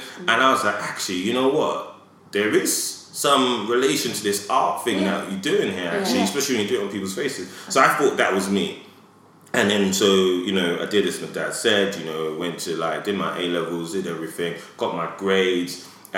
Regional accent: London, United Kingdom; I grew up in Edmonton

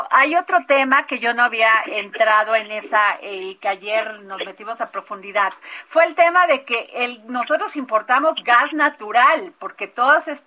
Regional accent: Poza Rica, Veracruz, Mexico; Bueno, yo soy de Poza Rica, Veracruz. Ahí quemaban

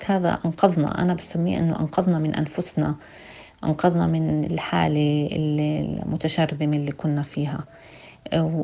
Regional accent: Palestine; على حقوقنا الجماعيه كفلسطينيين في بلدنا على اصحاب على حقوقنا كاصحاب بلاد كاصلانيين

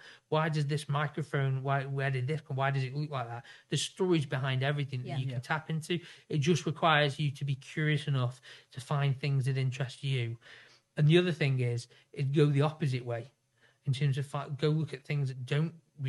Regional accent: Stoke-on-Trent, West Midlands, United Kingdom; I come from Stoke

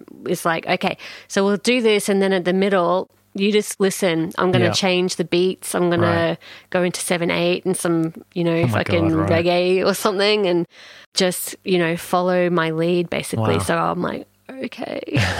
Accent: Townsville, Queensland, Australia; born there; I was born in Townsville.

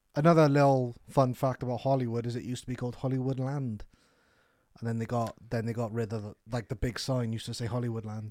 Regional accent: Wales, United Kingdom; we're Welsh

